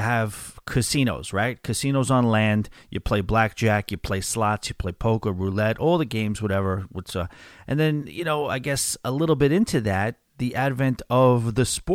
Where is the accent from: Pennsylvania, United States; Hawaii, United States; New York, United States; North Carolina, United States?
New York, United States; accent: New York; also born or lived in Pittsburgh; my New York accent